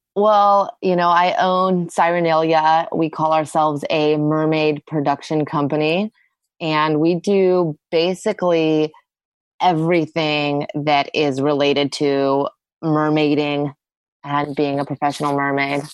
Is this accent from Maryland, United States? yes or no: no; Austin, Texas, United States; I grew up in Austin